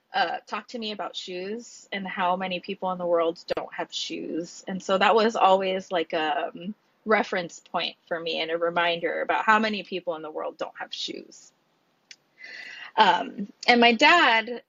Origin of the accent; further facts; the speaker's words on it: LA County, California, United States; now in Honolulu, United States; LA County, which is where I was born.